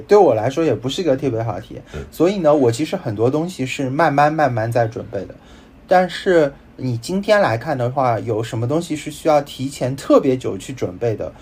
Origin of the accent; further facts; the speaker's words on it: Shanghai, China; 我是一个生活在上海，然后成长在上海，然后也生于上海的人啊， 就是俗称上海人